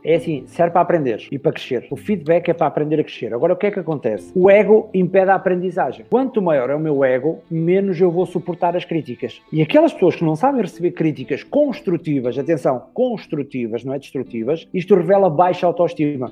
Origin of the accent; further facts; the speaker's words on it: the North, Norte, Portugal; eu sou do Norte